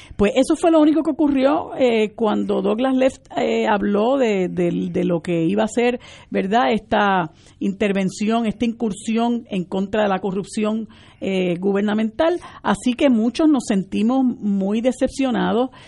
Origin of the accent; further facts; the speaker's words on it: Puerto Rico; todos somos puertorriqueños